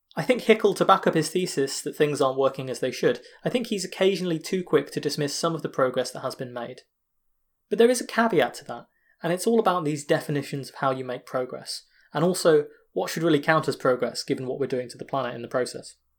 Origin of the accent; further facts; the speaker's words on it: United Kingdom; me as a British guy